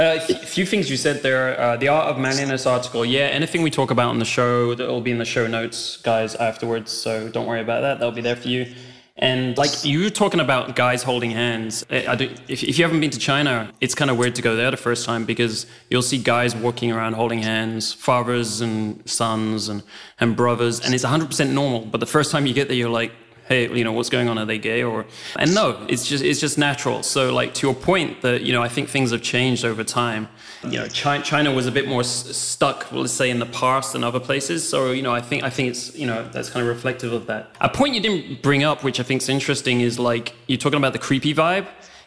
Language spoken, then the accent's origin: English; France; also born or lived in Spain; So, you know, I grew up in France and Spain and places like that.